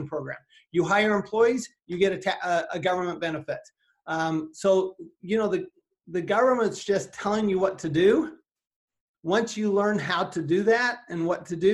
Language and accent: English; Salt Lake City, Utah, United States; moved away as an adult; also born or lived in Texas / Arizona; I grew up in Salt Lake City, Utah